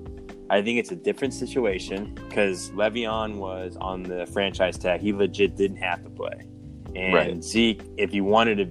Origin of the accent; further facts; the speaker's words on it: Manassas, Virginia, United States; moved away as an adult; also born or lived in Kentucky; I grew up in Northern Virginia from Manassas, went through all my schooling there